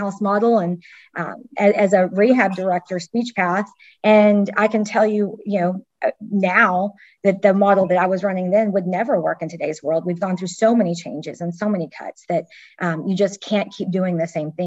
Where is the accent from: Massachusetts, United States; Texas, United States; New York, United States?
Texas, United States; I'm from Texas